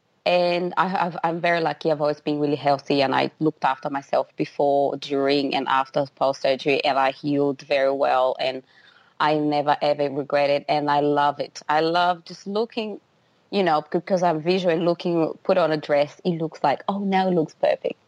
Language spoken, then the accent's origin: English; Brazil; now in Brisbane, Australia; Brazil, which is the country where I was born.